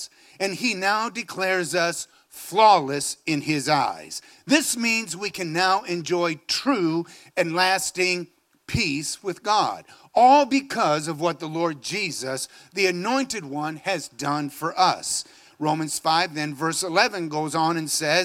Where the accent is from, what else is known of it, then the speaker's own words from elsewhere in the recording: Phoenix, Arizona, United States; I come from Phoenix, Arizona. Maybe rains 5 days a year